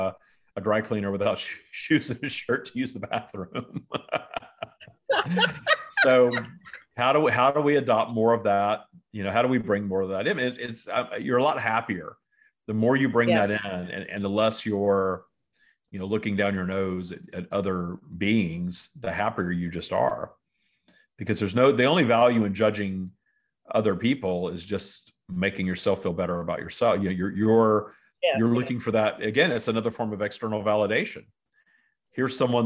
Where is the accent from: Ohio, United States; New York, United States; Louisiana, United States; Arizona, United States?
Louisiana, United States; also born or lived in San Francisco / Florida / Washington State; now in Southern California, United States; I'm from a small town in Louisiana